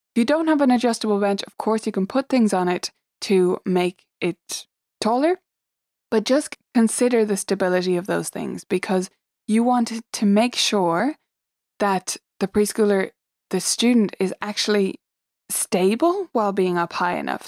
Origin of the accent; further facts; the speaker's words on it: Dublin, Leinster, Ireland; I am from Dublin in Ireland